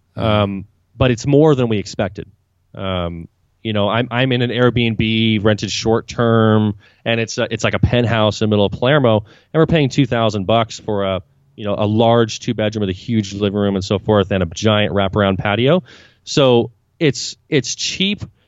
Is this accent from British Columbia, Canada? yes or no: yes; Vancouver, British Columbia, Canada; now in Buenos Aires, Argentina; I'm originally Canadian. I'm from Vancouver, British Columbia